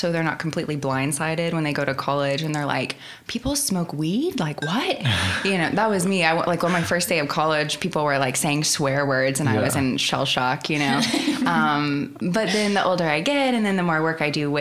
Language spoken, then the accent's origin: English; Oklahoma, United States; also born or lived in Yukon, Oklahoma; I loved growing up in Oklahoma. I will never leave Oklahoma